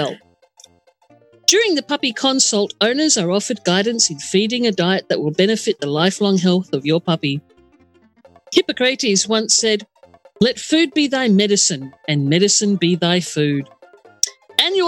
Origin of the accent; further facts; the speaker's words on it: Adelaide, South Australia, Australia; It's in my hometown